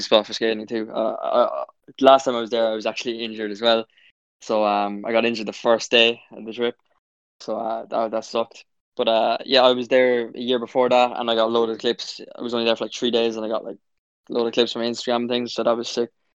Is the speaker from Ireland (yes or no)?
yes; Cork, Munster, Ireland; I'm from Cork